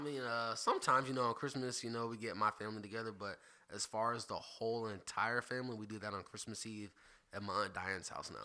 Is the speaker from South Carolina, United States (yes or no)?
yes; Greenville, South Carolina, United States; I'm from Greenville, South Carolina. Born at Greenville Memorial